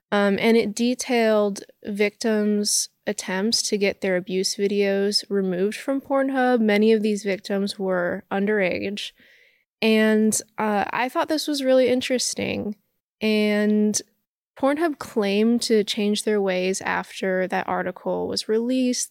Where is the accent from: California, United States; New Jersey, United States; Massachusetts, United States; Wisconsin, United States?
California, United States; Los Angeles; I grew up in Hollywood.